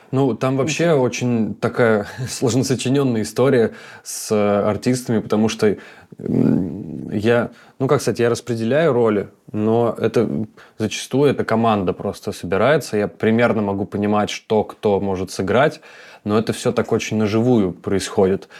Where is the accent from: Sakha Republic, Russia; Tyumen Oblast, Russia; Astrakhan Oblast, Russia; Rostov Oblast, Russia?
Tyumen Oblast, Russia; Tyumen; moved away; also born or lived in Khanty-Mansiysk / Moscow; я тоже человек с севера такой. Как бы я родился в Ханты-Мансийске, mm. как бы прожил там в Тюмени очень долгое время